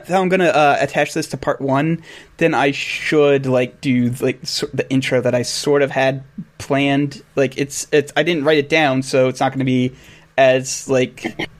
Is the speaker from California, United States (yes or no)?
no; Bowie, Maryland, United States; I grew up in Western Maryland for a very large period of my life. I lived like maybe an hour away from Baltimore or something like that. Let's put it this way: I lived in Bowie